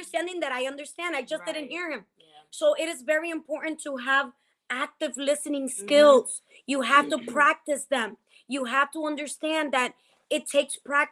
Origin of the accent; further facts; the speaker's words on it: New Jersey, United States; I'm Dominican or I'm from Jersey